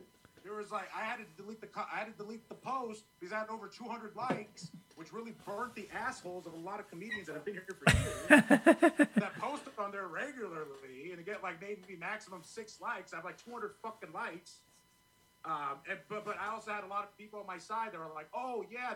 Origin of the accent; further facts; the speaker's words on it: Bay Area, California, United States; moved away as an adult; now in Los Angeles, United States; I'm originally from the Bay Area